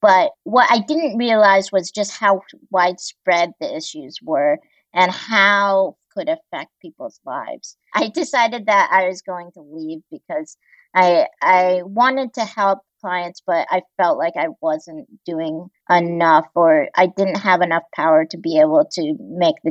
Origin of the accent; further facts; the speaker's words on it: Greensboro, North Carolina, United States; also born or lived in Busan, South Korea / Walla Walla, Washington; I grew up mostly in Greensboro, North Carolina